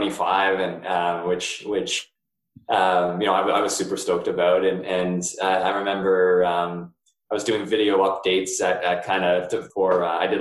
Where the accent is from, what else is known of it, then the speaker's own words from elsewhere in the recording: Chatham, Ontario, Canada; now in Georgetown, Canada; I grew up in Chatham, Ontario